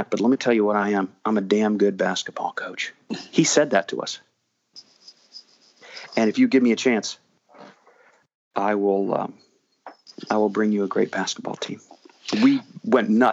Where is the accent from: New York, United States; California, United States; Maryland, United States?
Maryland, United States; College Park; also born or lived in Washington, D.C.; I grew up in College Park Woods